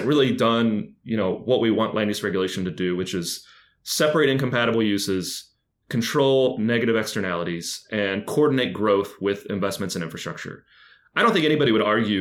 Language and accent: English; Lexington, Kentucky, United States; moved away; I'm from Lexington, which is in the heart of the bluegrass